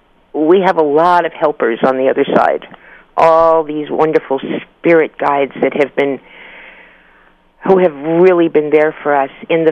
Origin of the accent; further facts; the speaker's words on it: New York City, New York, United States; Yeah, I'm from the Bronx, honey.